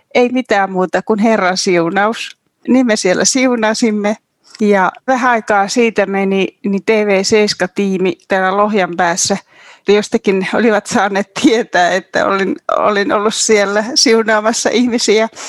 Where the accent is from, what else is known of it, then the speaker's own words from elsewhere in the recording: Kuhmo, Kainuu, Finland; moved away; minä olen Kainuusta, Kuhmosta kotoisin ja Mä olen semmoisesta pienviljelytilalta kotoisin